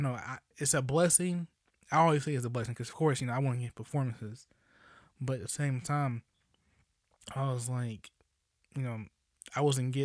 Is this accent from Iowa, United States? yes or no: no; East Texas, United States; also born or lived in Dallas, Texas; So most of my life I've been in East Texas